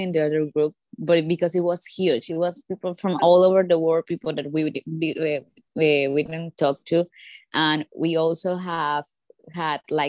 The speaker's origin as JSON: {"language": "English", "country": "Colombia", "said": "I'm from Colombia"}